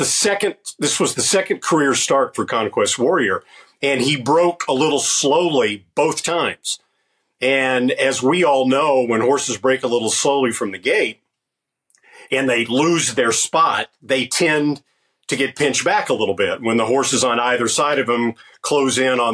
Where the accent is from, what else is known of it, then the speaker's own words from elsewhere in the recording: Arkansas, United States; moved away; I can say, hey, y'all, and it's natural because I'm from Arkansas.